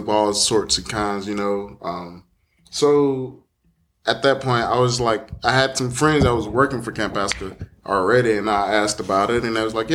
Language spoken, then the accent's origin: English; Dadeville, Alabama, United States; I'm originally from Dadeville, which is about roughly 10 minutes away.